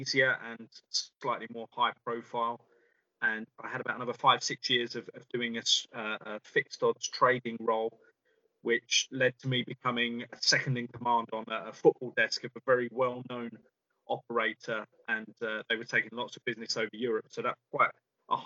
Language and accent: English; London, United Kingdom; I grew up in London and had it on my doorstep